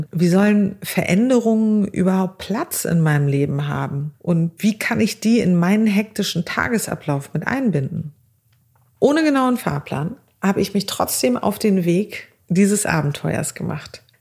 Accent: Azerbaijan; now in Germany; Ich bin 40 Jahre alt, armenischer Abstammung und ich wurde aber in Aserbaidschan geboren und bin dort in ganz, ganz einfachen Verhältnissen groß geworden.

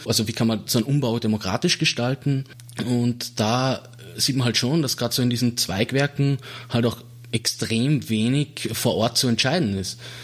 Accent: Salzburg, Austria; moved away; also born or lived in Vienna; Ich bin aus Salzburg Stadt, also ich bin dort aufgewachsen

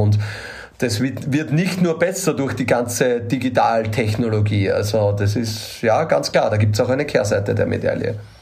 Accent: Austria; als Österreicher

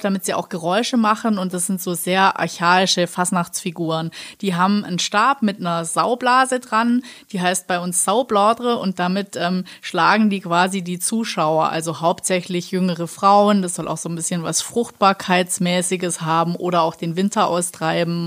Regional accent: Black Forest, Baden-Württemberg, Germany; komme ich ja aus dem Schwarzwald

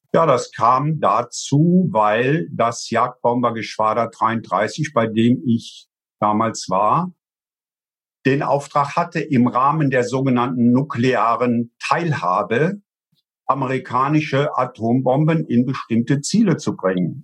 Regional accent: Eifel, Rhineland-Palatinate, Germany; Und ich komme ja aus der Eifel. Bei uns sind zwei große äh, Flugplätze

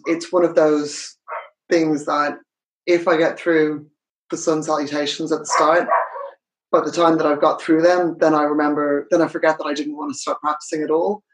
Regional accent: Ireland; moved away as an adult; also born or lived in United Kingdom / United States; I'm Irish. I, I live in Dublin.

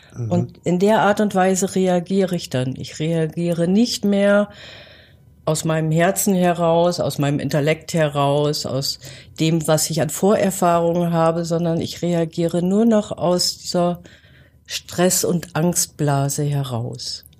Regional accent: Northern Germany, Germany; now in Gärtringen, Germany; Ich bin ja Norddeutsche, ich bin mit schwarzem Tee groß geworden

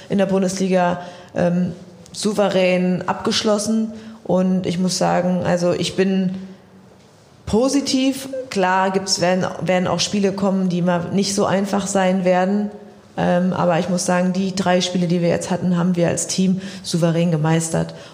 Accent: Siegen, North Rhine-Westphalia, Germany; now in Dortmund, Germany; ja klar, ich komme aus Siegen, es ist auch meine Heimat

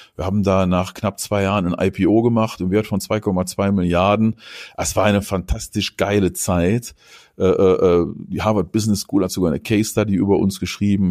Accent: North Rhine-Westphalia, Germany; mein Vater, der kommt aus der Ecke hier, wo ich aufgewachsen bin, da im Rheinland, äh, in der Nähe der holländischen Grenze

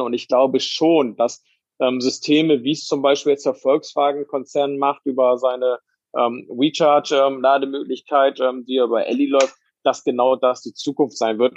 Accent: Bremen, Germany; moved away; ich komme ja auch ursprünglich aus Bremen

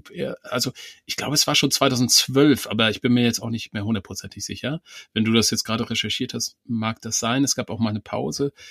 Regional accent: East Germany, Germany; Ich habe auch noch diesen alten Atlas meiner Großeltern, den besitze ich noch. Das war, ähm, ich komme aus dem Osten, das war Volk und Wissen, glaube ich.

